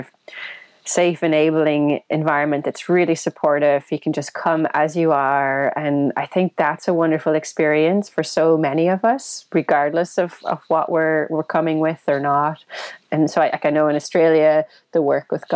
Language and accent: English; Ireland; white scrawny kid from Ireland